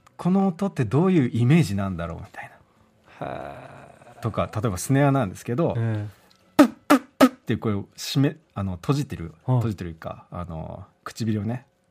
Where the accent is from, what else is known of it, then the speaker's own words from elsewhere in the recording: Fukuoka, Japan; 僕福岡の生まれ育ち